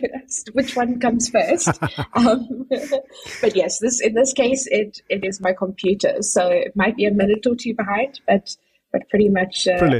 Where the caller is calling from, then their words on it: Cape Agulhas, Western Cape, South Africa; I'm dialing in from South Africa, from actually a really little town called Cape Agulhas, which is the southernmost tip of Africa.